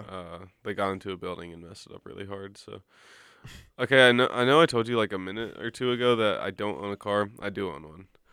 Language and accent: English; Birmingham, Alabama, United States; I'm from Birmingham